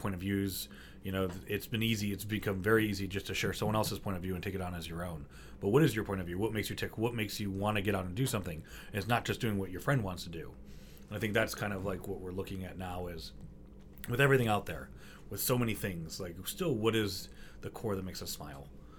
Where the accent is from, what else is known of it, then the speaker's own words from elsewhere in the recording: Coral Springs, Florida, United States; also born or lived in Detroit, Michigan; now in New York City, United States; I'm originally from Detroit. Sure. I grew up in suburbs of Miami and Fort Lauderdale, hence the Marjorie Stoneman Douglas.